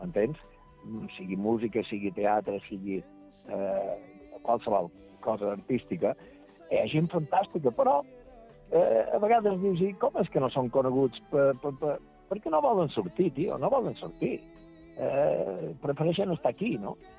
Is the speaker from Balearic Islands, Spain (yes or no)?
yes; Santa Maria del Camí, Balearic Islands, Spain; pel meu lloc que vaig néixer i que vaig viure la meva joventut